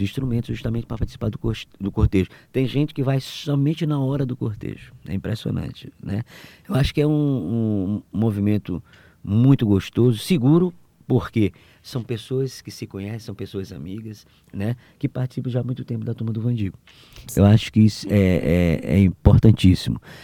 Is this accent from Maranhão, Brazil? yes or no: yes; São Luís, Maranhão, Brazil; eu nasci no centro, ali na Rua de Nazaré